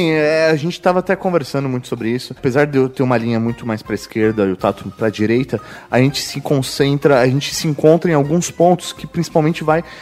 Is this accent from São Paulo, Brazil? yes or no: yes; São Paulo, Brazil; Não, porque eu estou de, sou de São Paulo.